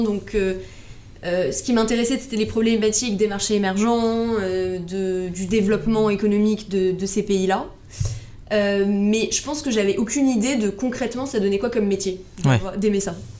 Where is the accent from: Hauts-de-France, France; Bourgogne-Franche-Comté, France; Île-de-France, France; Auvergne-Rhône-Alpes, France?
Île-de-France, France; Paris; je suis née, j'ai grandi à Paris, donc petite bulle parisienne.